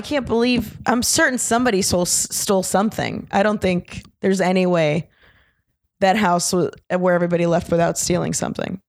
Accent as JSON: {"language": "English", "town": "Orlando", "region": "Florida", "country": "United States", "moved": "yes", "said": "Orlando, originally."}